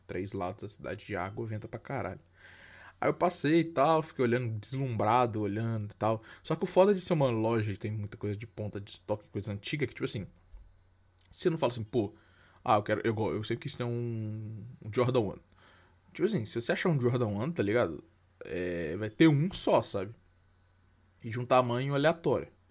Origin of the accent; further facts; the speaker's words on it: Brazil; A gente é brasileiro